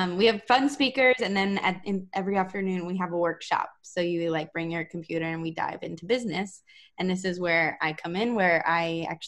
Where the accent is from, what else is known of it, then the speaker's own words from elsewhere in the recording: Las Vegas, Nevada, United States; moved away; I'm from the West Coast. I'm from Las Vegas